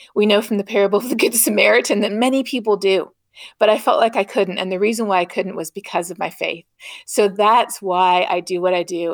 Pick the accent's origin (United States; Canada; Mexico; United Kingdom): Canada; moved away; growing up in Canada